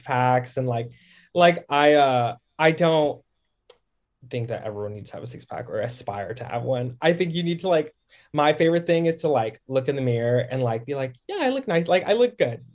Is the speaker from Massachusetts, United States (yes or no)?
no; Dallas, Texas, United States; also born or lived in Harlem, New York; now in Brooklyn, United States; I'm from D F W, like Dallas.